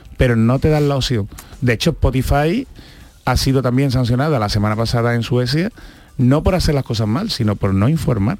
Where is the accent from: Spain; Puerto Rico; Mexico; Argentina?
Spain; Andalusia; accent: Andalusian; los que tenemos un acento marcado, como puede ser el andaluz